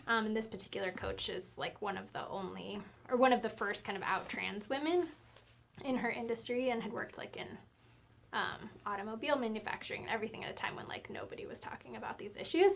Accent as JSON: {"language": "English", "town": "Nampa", "region": "Idaho", "country": "United States", "tie": "born or raised there", "also_born_or_lived": "Missoula, Montana", "moved": "as an adult", "said": "my home state of Idaho and my hometown of Nampa in the 2C"}